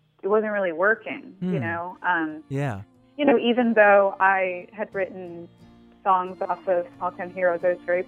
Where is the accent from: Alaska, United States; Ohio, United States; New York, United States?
New York, United States; New York City; also born or lived in New Orleans; now in Nashville, United States; my childhood in New York City